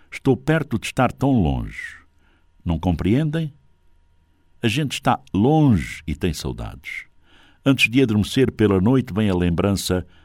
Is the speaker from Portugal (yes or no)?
no; South, Angola; Tem pirão de fuba de mandioca, que eu sou do Sul, usa-se de milho, mas eu prefiro de mandioca à moda do Norte